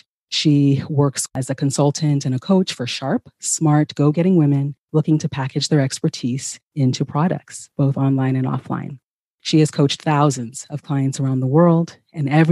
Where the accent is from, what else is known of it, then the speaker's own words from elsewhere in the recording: California, United States; also born or lived in Ghana; I am originally from Ghana myself and grew up here in California